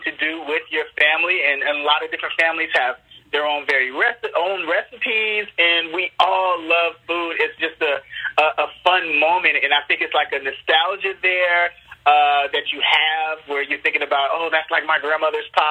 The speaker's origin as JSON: {"language": "English", "town": "Chicago", "region": "Illinois", "country": "United States", "tie": "born or raised there", "said": "I'm from Chicago. It's just, you know, it reminds me of being a little kid in Chicago"}